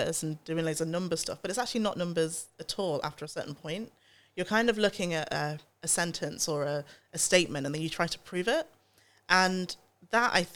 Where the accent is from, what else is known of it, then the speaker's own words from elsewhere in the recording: Nottingham, East Midlands, United Kingdom; I grew up in Nottingham. I went to an all-white school and I was the only black child there